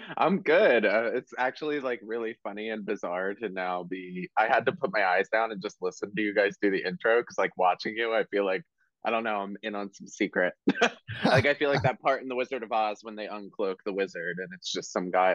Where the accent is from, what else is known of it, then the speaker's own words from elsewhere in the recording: Marlton, New Jersey, United States; I grew up in Marlton, which is right next to Cherry Hill